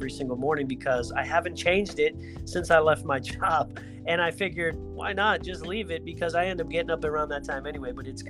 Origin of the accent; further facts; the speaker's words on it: Greenwich, Connecticut, United States; I grew up in Greenwich.